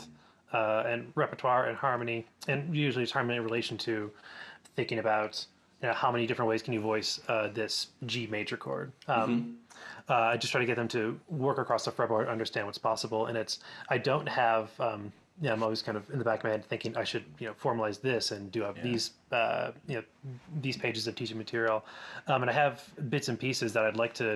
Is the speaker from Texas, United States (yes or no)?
no; Rochester, New York, United States; moved away; also born or lived in Ithaca, New York; I growing up in Rochester, I was really lucky